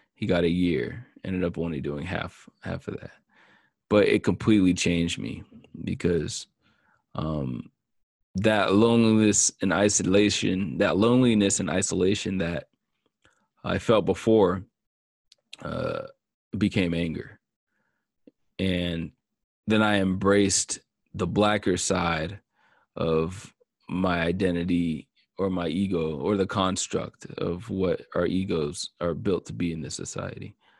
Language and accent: English; Marietta, Georgia, United States; I grew up in Marietta in the woods